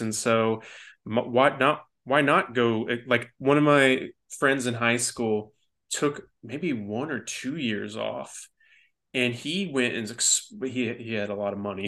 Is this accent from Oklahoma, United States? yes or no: no; Denton, Texas, United States; growing up in Denton, Texas before it, like, really blossomed into what it is now